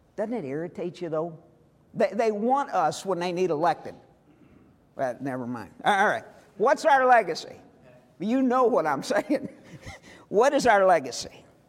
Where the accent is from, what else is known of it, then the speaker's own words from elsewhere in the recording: St. Louis, Missouri, United States; I am from Missouri. I was born in St. Louis.